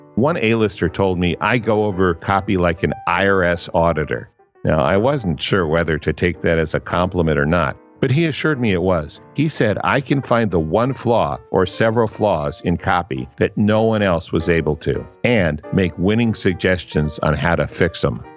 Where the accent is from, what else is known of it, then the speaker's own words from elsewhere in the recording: Maryland, United States; when I was growing up in Maryland